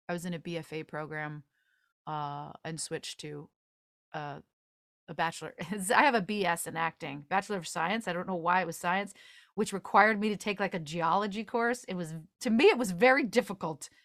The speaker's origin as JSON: {"language": "English", "area": "just outside of Chicago", "region": "Illinois", "country": "United States", "tie": "born or raised there", "said": "I grew up just outside of Chicago"}